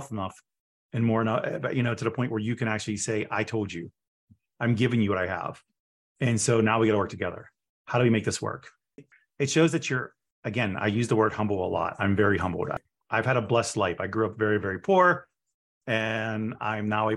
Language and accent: English; Pittsburgh, Pennsylvania, United States; moved away; I'm from Pittsburgh